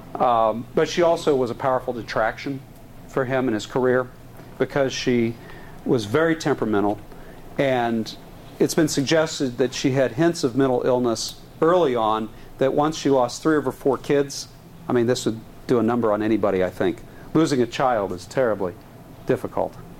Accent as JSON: {"language": "English", "region": "Texas", "country": "United States", "said": "I am a Texan and a Southerner in sensibilities, I was raised with a, a lot of um, anti Lincoln rhetoric growing up"}